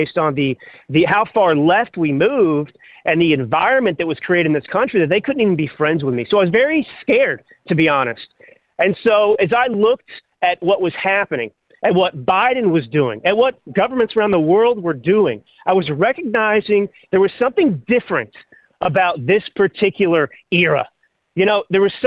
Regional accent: Texas, United States; moved away; also born or lived in California / Milan, Italy; I grew up in Texas

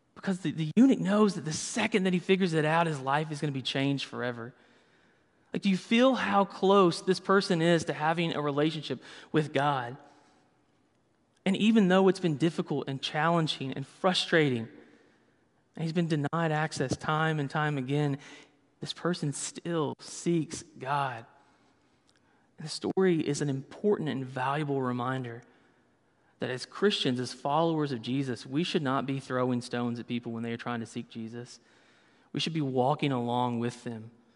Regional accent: the South, United States; I grew up in the South, so everything was fried

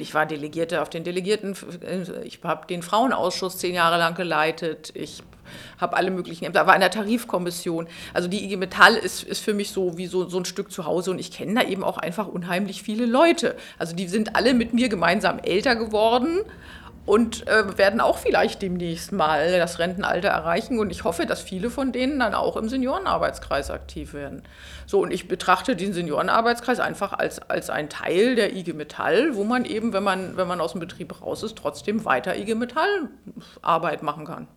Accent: Schleswig-Holstein, Germany; moved away as an adult; now in Berlin, Germany; ich bin ursprünglich aus Schleswig-Holstein, bin dann zum Studieren nach Berlin gekommen

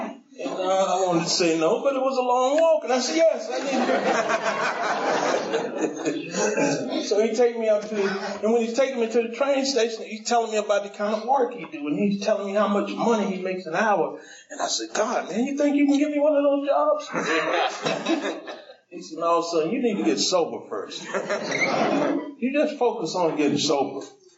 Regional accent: Decatur, Georgia, United States; I came from Decatur to I guess that's Stone Mountain, maybe Tucker.

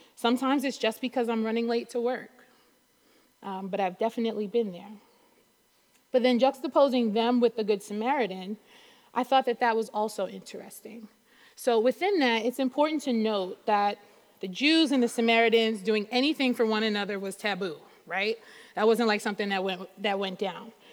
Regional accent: New York City, New York, United States; also born or lived in North Carolina / Brooklyn; even though I'm in Brooklyn now, I was born and raised in Queens

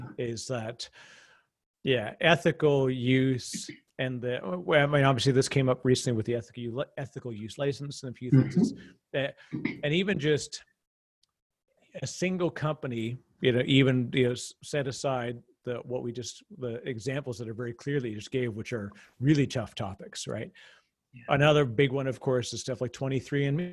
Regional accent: Canada; as a Canadian

